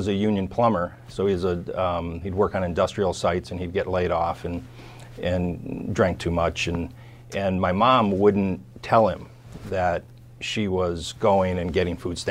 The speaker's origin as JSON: {"language": "English", "town": "Hobart", "region": "Indiana", "country": "United States", "tie": "born or raised there", "also_born_or_lived": "Chicagoland", "moved": "as an adult", "said": "my hometown in Hobart, Indiana, Gary, Indiana."}